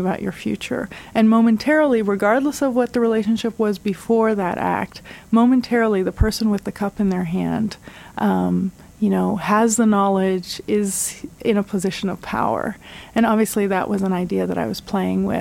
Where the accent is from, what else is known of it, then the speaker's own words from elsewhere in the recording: Istanbul, Turkey; now in Ann Arbor, United States; I'm from Istanbul, where this film was shot, and my new hometown is Ann Arbor